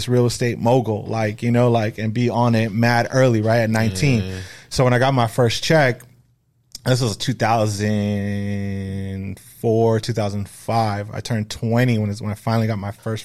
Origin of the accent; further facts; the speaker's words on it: Los Angeles, California, United States; also born or lived in Echo Park, Los Angeles, California; I was born in Echo Park, California, which is near L.A., downtown L.A., just like a little small city, and then eventually moved to the San Fernando Valley